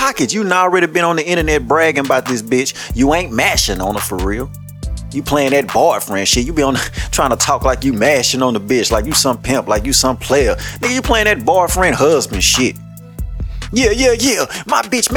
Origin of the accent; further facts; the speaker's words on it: Shreveport, Louisiana, United States; I'm from Waterside, my nigga. Yeah, I done lived in damn near every hood in Shreveport.